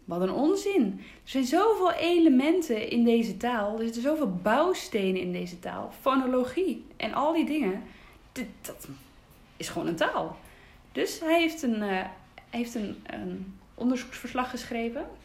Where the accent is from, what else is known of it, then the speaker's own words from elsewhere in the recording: Groningen, Netherlands; also born or lived in Twente; Ik ben in Twente geboren en mijn ouders zijn op zoek gegaan eh, ja, naar iets voor mij, omdat ik doof ben. Dus toen zijn we naar eh, Groningen gegaan.